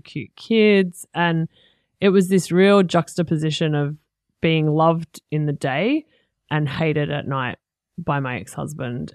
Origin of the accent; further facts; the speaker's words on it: Sydney, New South Wales, Australia; also born or lived in Fingal Bay, Port Stephens; now in Gold Coast, Australia; I grew up in North Rocks in Sydney and Fingal Bay in Port Stephens